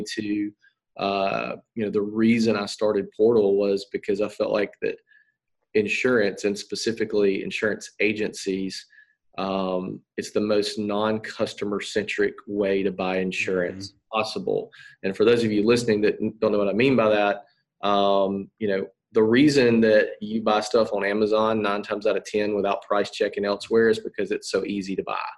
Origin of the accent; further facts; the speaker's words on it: Atmore, Alabama, United States; I grew up in Atmore, Alabama